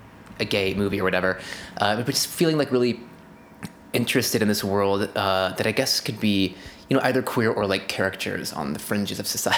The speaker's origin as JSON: {"language": "English", "town": "Santa Clarita", "region": "California", "country": "United States", "said": "I'm from the Santa Clarita Valley."}